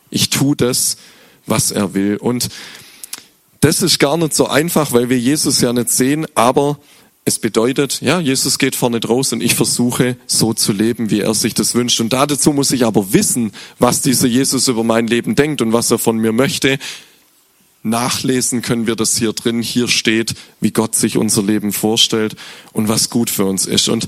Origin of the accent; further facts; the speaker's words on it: Glatten, Baden-Württemberg, Germany; now in Schopfloch, Germany; aber meine Eltern, ich komme aus, aus Glatten und da geht so, das ist so fünf, sechs Kilometer weg und es geht nur den Berg runter eigentlich.